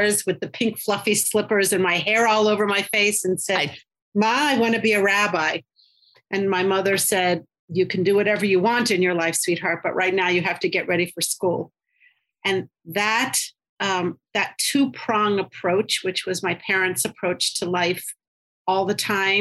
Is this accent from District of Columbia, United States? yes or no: yes; Washington, District of Columbia, United States; moved away as an adult; also born or lived in Cincinnati, Ohio / Israel; now in Chicago, United States; I grew up in the suburbs of Washington, D.C. I was born in D.C.